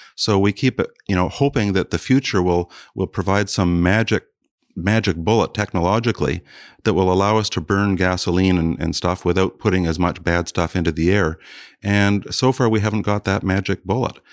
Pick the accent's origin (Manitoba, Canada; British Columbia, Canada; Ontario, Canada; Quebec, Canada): Ontario, Canada; South Bruce County; moved away; I grew up partly in South Bruce County